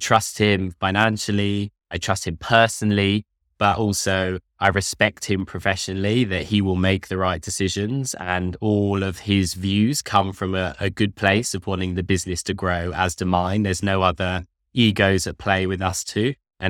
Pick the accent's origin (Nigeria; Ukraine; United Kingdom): United Kingdom; London; I'm from London. I went to Nottingham University.